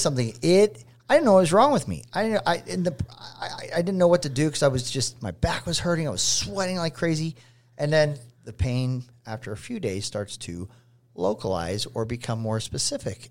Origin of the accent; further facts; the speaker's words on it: Pittsburgh, Pennsylvania, United States; I grew up in Pittsburgh